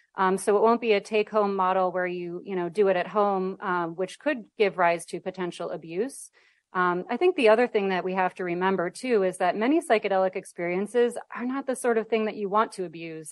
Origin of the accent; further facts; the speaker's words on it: Midwest, United States; now in California, United States; I'm from the Midwest, and so when I go home